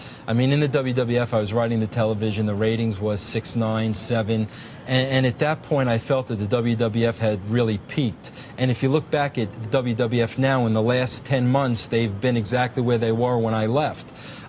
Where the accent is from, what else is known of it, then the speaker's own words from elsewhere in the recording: New York, United States; You know, coming from Long Island, you know I'm a New Yorker.